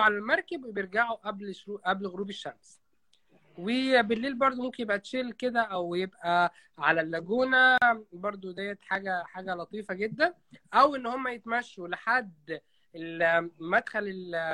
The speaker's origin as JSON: {"language": "Arabic", "town": "Qena", "region": "Upper Egypt", "country": "Egypt", "moved": "yes", "lives_now": "Dahab, Egypt", "said": "انا جناوي انا صعيدي"}